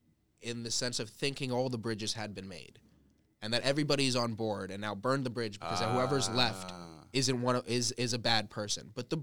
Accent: United States; I know the fucked up things America does as an American.

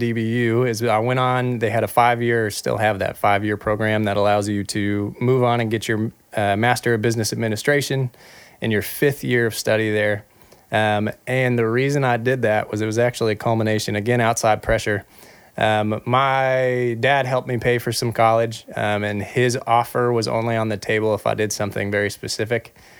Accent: Texas, United States; also born or lived in Atlanta, United States / Phoenix, United States / Seattle, United States / Los Angeles, United States; I moved around a whole bunch growing up. I was born in Atlanta, lived in Texas, grew up there for a while, lived in Phoenix, lived in Seattle.

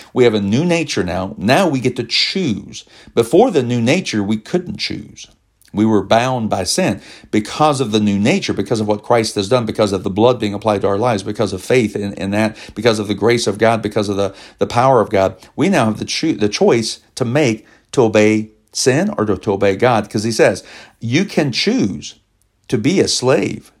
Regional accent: Elizabethtown, Kentucky, United States; we worked together in Elizabethtown, Kentucky, my hometown

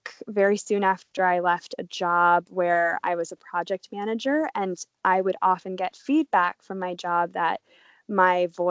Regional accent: United States; also born or lived in Paris, France; now in Australia; I'm an American, but I'm currently in Australia during this COVID crisis of 2020

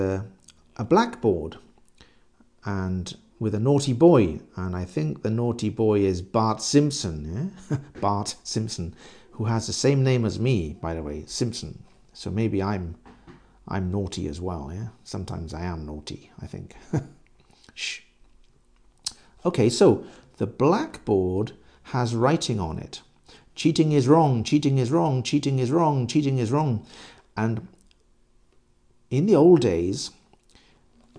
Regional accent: England, United Kingdom; I'm English

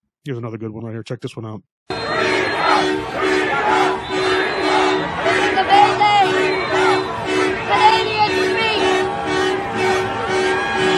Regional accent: United States; I'm straight American

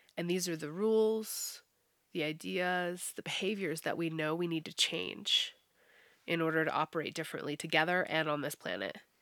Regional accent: United States; Americans definitely, yeah. We're, we're notorious for only speaking English

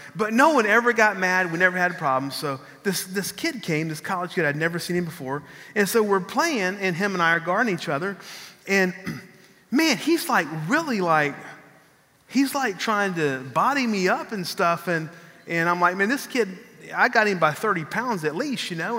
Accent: San Marcos, Texas, United States; when I was growing up in San Marcos, Texas, I lived

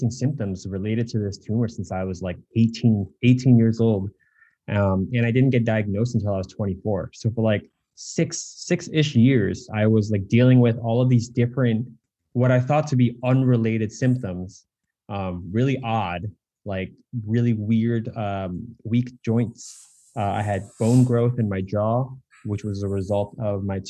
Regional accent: United States; I'm Asian American

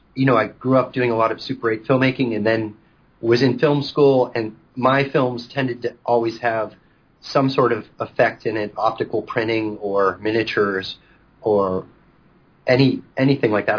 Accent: Pittsburgh, Pennsylvania, United States; moved away as an adult; now in Los Angeles, United States; I was born and raised in Pittsburgh, Pennsylvania.

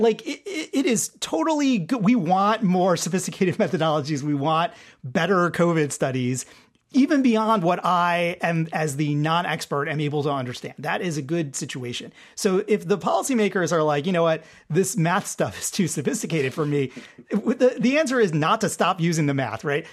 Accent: Detroit, Michigan, United States; Detroit Tigers, my, my hometown team

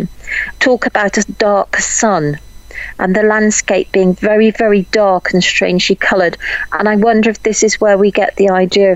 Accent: Warwickshire, West Midlands, United Kingdom; I'm from Warwickshire.

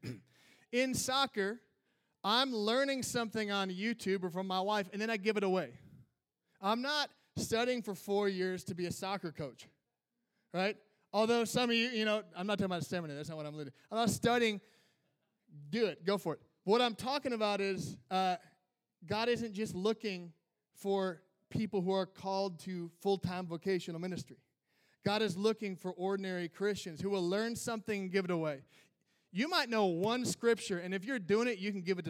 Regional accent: Minnesota, United States; I'm from Minnesota

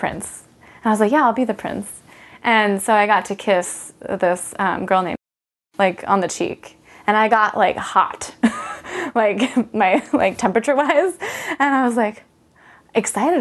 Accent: Orange, California, United States; born or raised there; moved away

